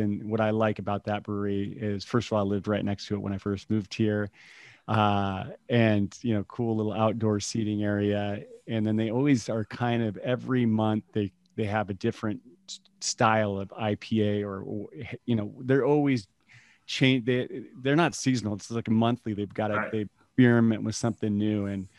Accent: Yakima, Washington, United States; also born or lived in Colombia / Brazil / Portugal; now in Austin, United States; I'm from hop country. I grew up in Yakima, Washington.

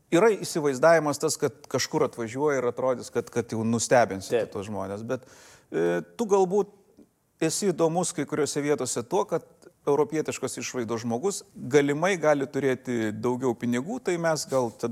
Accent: Lithuania; mes iš Lietuvos

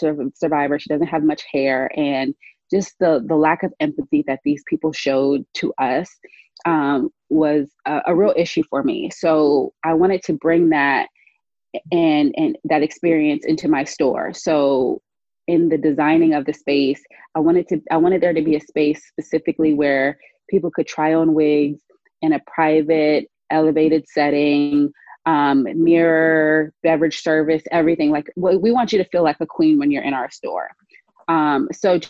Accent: Charleston, South Carolina, United States; moved away; I come back home often and I'm from Charleston, South Carolina. And the one thing that remains is that same beauty supply we went to as a kid 20 years ago

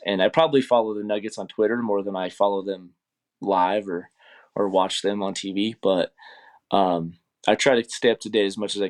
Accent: Colorado, United States; and I'm from Colorado.

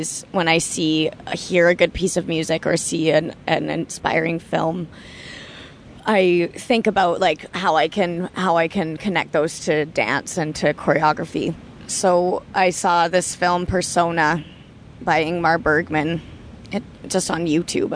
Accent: Toronto, Ontario, Canada; moved away as an adult; growing up in Toronto

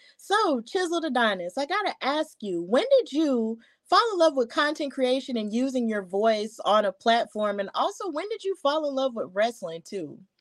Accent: Alabama, United States; I'm from Alabama

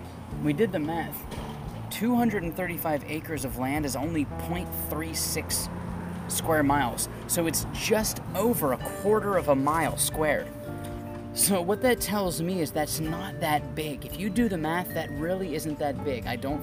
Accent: 40 minutes northwest of Pittsburgh, Pennsylvania, United States; now in Ocoee, United States; I grew up 40 minutes northwest of Pittsburgh.

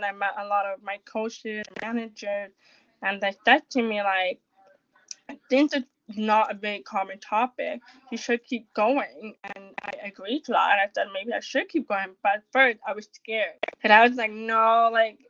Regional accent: Toronto, Ontario, Canada; I'm from Canada, Toronto

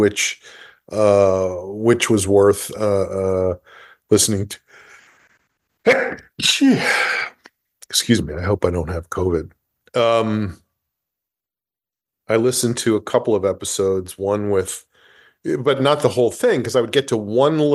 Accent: New Rochelle, New York, United States; moved away; I am at my parents' house right now in my hometown of New Rochelle

